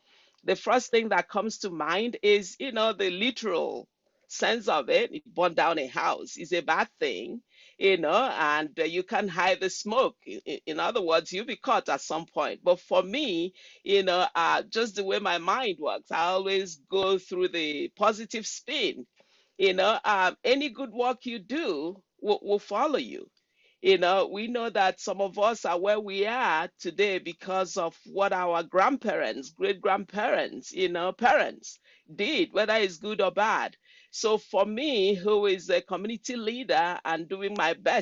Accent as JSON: {"language": "English", "country": "Nigeria", "moved": "as an adult", "lives_now": "Washington State, United States", "said": "I'm from Nigeria, from the Igbo tribe of Nigeria. I came to the United States, I believe, in 1996"}